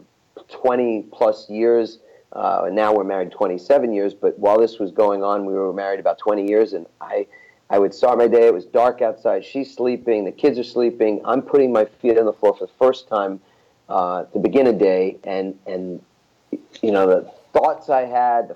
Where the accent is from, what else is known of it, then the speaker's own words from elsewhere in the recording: New York, United States; I'm from New York